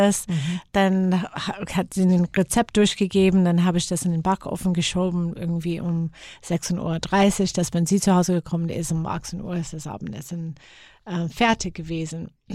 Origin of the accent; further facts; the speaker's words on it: Seattle, Washington, United States; German is a second language; moved away as an adult; also born or lived in Graz; now in Germany; ich bin in Seattle geboren